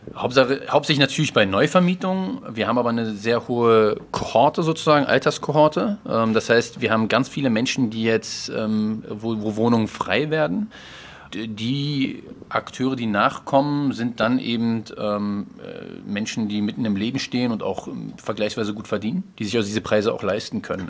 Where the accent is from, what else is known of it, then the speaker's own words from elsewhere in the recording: Berlin, Germany; ich bin im Schöneberger Norden im Palast aufgewachsen